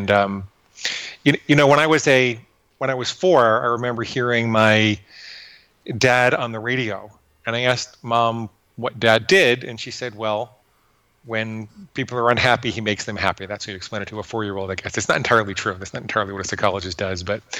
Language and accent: English; Fort Alexandria, Virginia, United States; born there; I was born in Walter Reed Army Hospital in Fort Alexandria, Virginia, which is just outside of Washington, D.C.